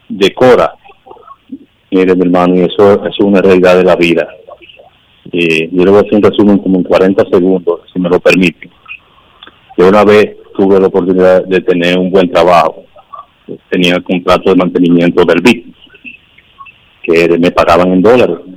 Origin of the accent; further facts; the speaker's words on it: San José de Ocoa, Dominican Republic; me presenté a mi pueblo, soy de San José de Ocoa